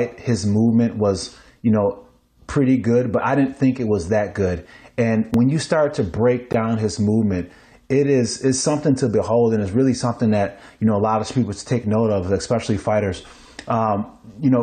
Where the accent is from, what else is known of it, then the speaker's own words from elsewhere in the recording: Niagara Falls, New York, United States; moved away; I'm from Niagara Falls, New York.